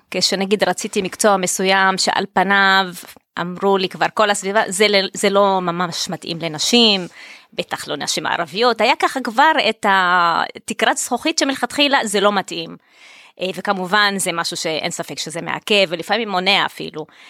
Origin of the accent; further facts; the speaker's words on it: Tel Aviv-Yafo, Tel Aviv District, Israel; אני ילידת יפו, תושבת העיר באמת